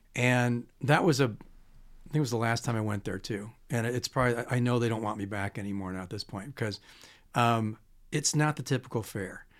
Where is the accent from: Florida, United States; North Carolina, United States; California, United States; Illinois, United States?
Illinois, United States; Chicago; I'm from Chicago